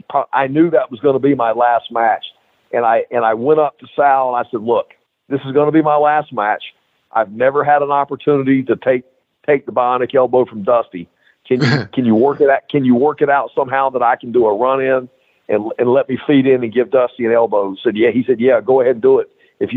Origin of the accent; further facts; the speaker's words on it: Mid-Atlantic, United States; As a kid growing up in the Mid-Atlantic area, Paul Jones was a huge baby face.